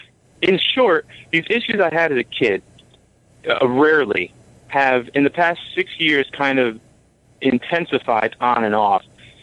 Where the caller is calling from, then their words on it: New York, United States; New York.